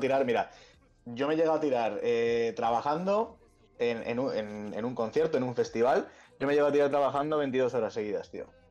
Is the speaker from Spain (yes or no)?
yes; Pinto, Community of Madrid, Spain; Yo soy de Pinto